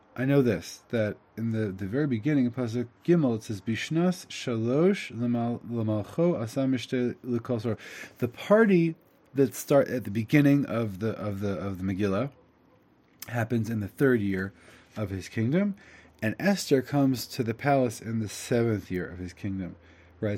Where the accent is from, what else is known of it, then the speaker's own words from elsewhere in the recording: United States; I'm an Ashkenazi from America.